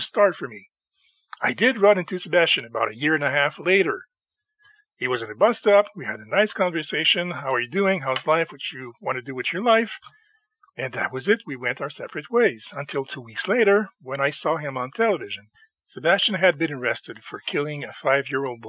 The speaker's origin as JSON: {"language": "English", "country": "Canada", "said": "I'm Canadian and we're not a weapons or guns culture"}